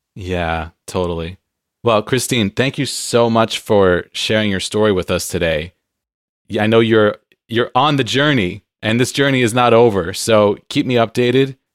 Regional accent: San Diego, California, United States; now in Pacific Northwest, United States; I'm from San Diego where it's sunny all the time

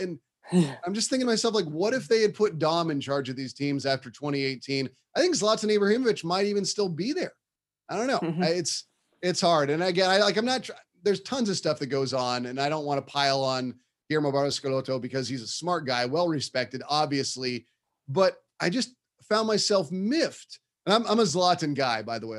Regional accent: Bay Area, California, United States; I grew up in the Bay Area. It's, you know, there's a huge Mexican community here

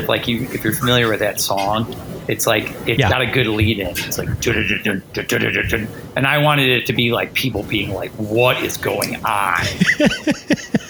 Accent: Chicago, Illinois, United States; now in Lexington, United States; I grew up in Chicago

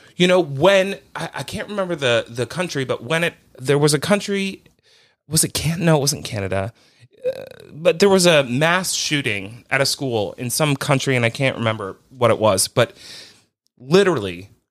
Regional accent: United States; as an American person

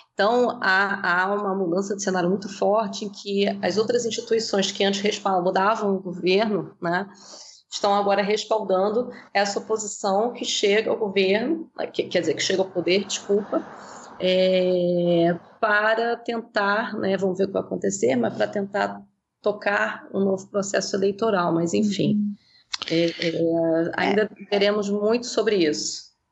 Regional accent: Brazil; nós que somos brasileiros no próprio Brasil

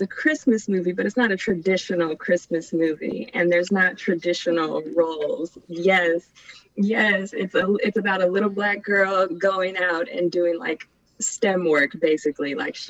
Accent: San Leandro, California, United States; So I am originally from the California Bay Area. The city is San Leandro. Google describes it as the suburbs of Oakland, California, whatever that means.

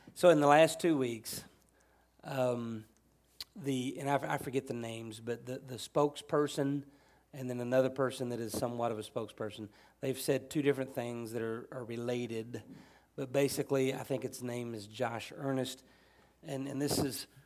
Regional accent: United States; as an American, as a patriotic, true blue American

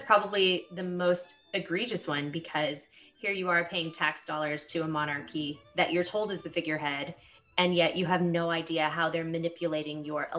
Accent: United States; as Americans

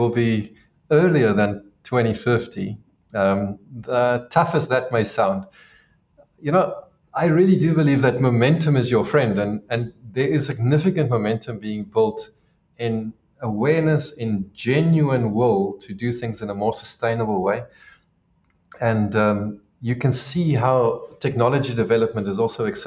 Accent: South Africa; being South African

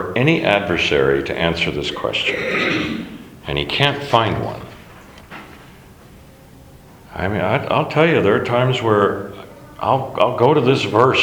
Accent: Alaska, United States; I grew up in Alaska

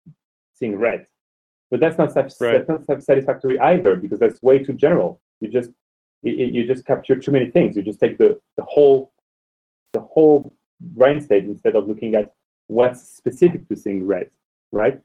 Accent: France; moved away; also born or lived in Oxford; I'm a man from France who lived in Oxford

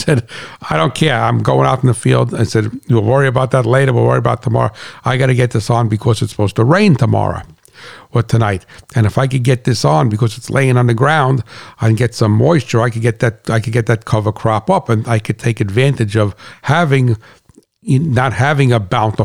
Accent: New Jersey, United States; I'm from New Jersey, you know I'm a straight shooter

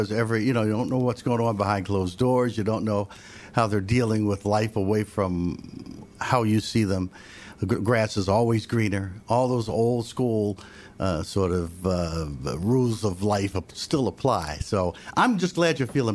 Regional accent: Philadelphia, Pennsylvania, United States; I grew up in Pennsylvania. I grew up in the southeastern part of it, in Philadelphia

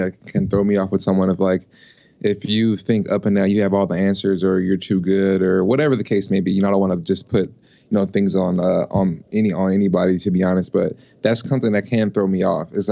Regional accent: Los Angeles, California, United States; now in Minneapolis, United States; I'm originally from Los Angeles, California, and I'm currently living in Minneapolis, Minnesota.

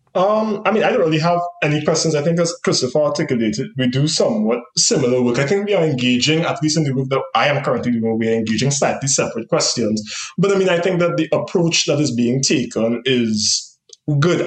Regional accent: Trinidad & Tobago; moved away; in terms of being from the Caribbean and being from Trinidad in particular

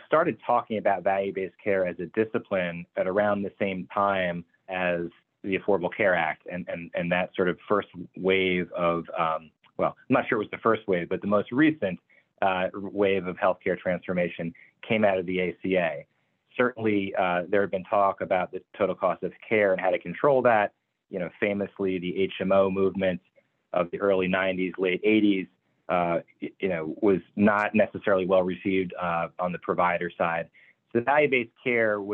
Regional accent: New York, United States; moved away; I'm from New York originally

